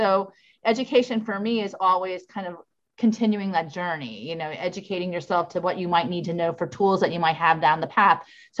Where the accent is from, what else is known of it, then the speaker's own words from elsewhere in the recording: Orlando, Florida, United States; born there; I was born in Orlando, Florida. My parents were actually stationed there during the Vietnam War, but my parents are New Yorkers. So I'm from an Italian American family from New York